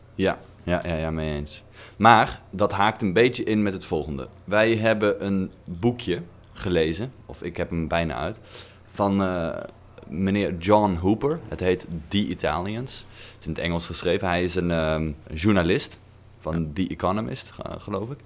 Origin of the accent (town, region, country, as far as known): Netherlands; now in Italy